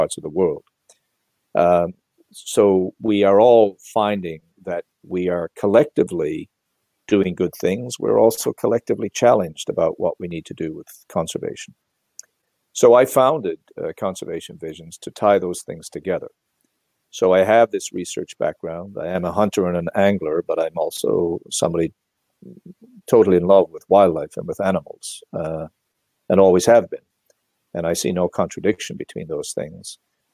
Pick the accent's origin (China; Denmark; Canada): Canada; Newfoundland and Labrador; I was born and raised in Newfoundland, of course, where I still live and I've always lived.